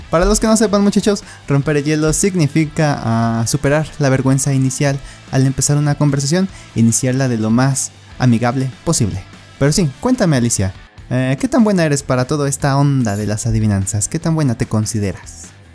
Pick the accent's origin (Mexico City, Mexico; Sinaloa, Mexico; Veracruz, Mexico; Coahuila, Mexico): Mexico City, Mexico; yo también soy de Ciudad de México